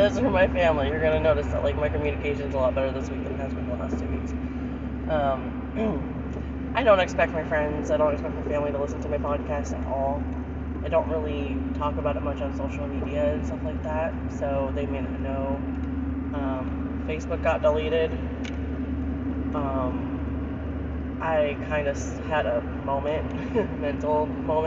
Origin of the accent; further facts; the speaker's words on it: Florida, United States; moved away as an adult; now in Mississippi, United States; I've lived in Florida my whole entire existence up until 8 years ago when I moved up to Mississippi